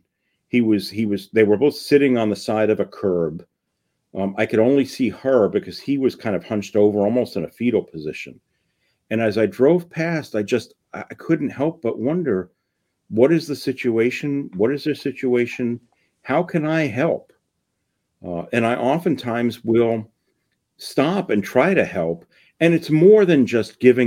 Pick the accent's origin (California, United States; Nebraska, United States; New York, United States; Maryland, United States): New York, United States; New York City; I grew up in New York City.